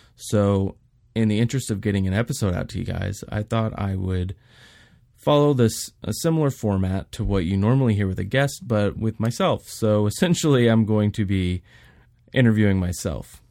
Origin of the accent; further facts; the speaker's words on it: Houston, Texas, United States; moved away as an adult; also born or lived in Wyoming / Florida; I was born and raised in Houston, Texas